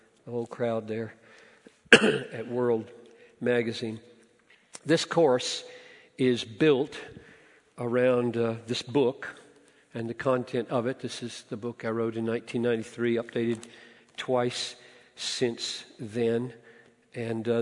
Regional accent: Greenville, South Carolina, United States; I grew up in Greenville, South Carolina

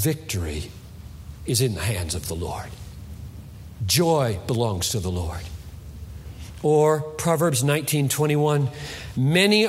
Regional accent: United States

